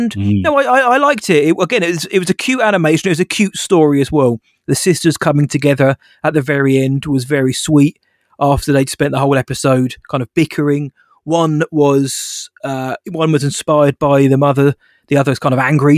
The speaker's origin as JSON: {"language": "English", "country": "United Kingdom", "said": "we're British"}